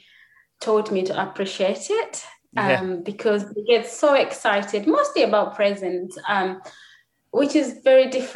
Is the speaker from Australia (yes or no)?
no; Uganda; now in United Kingdom; I come from Uganda originally